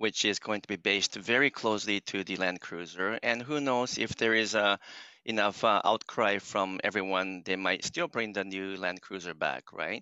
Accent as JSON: {"language": "English", "country": "Japan", "tie": "born or raised there", "also_born_or_lived": "United States / Canada", "moved": "yes", "said": "So I'm born and raised in Japan, but I went to school in US and Canada. So I grew up in both countries."}